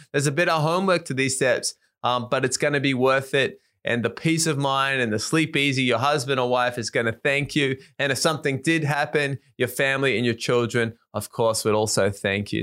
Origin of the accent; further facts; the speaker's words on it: Australia; moved away as an adult; now in Japan; I was from Australia, lived in Japan